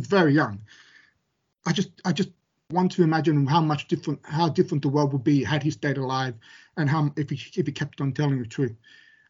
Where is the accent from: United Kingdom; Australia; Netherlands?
Australia; I was born in Australia